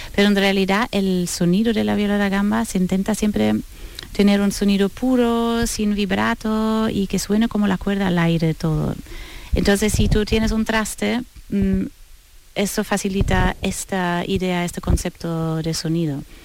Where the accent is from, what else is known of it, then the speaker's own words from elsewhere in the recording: Northern Germany, Germany; Spanish is a second language; now in Seville, Spain; Yo soy del norte de Alemania, cerca de Bremen, de donde vienen los músicos de Bremen